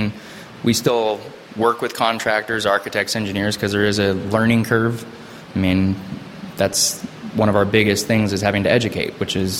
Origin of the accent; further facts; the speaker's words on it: California, United States; also born or lived in Chicago / Connecticut; home was from high school growing up was Southern California, so Orange County and LA.